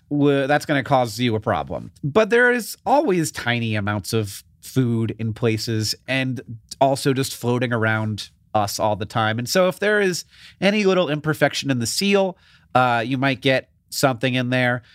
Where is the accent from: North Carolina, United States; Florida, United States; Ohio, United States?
Florida, United States; Orlando; I grew up in, in Orlando